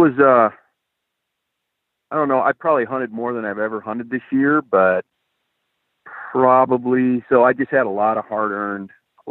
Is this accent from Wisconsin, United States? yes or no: no; Eastern Ohio, United States; now in Montana, United States; I was from Ohio? You and I basically come from the same neck of the woods